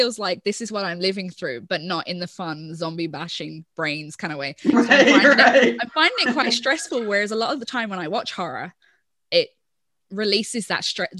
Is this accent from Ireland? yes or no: yes; Ireland; I'm Irish